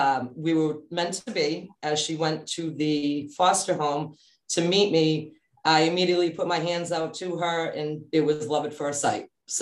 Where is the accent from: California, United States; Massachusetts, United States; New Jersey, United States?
Massachusetts, United States; Melrose; moved away; I grew up in Melrose, Massachusetts.